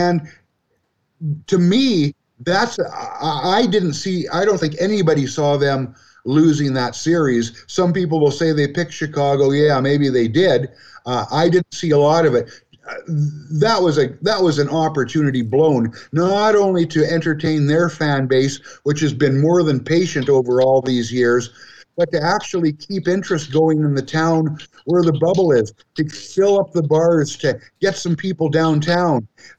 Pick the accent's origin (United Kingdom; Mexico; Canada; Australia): Canada; Vancouver, British Columbia; now in Alberta, Canada; I'm from Vancouver, and I haven't seen the Canucks go deep for a while.